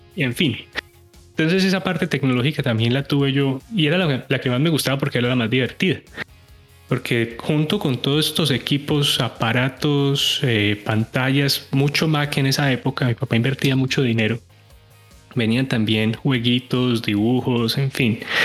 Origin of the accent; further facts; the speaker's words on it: Colombian coffee region, Colombia; moved away as an adult; now in United States; soy colombiano, soy de la zona cafetera